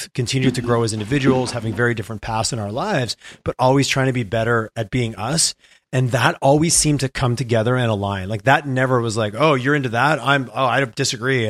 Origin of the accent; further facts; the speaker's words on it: Montreal, Quebec, Canada; moved away as an adult; now in Calgary, Canada; I grew up in Montreal.